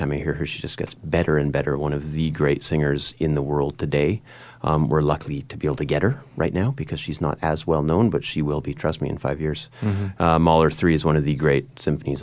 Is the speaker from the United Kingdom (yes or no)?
no; Prince George, British Columbia, Canada; being Canadian from Prince George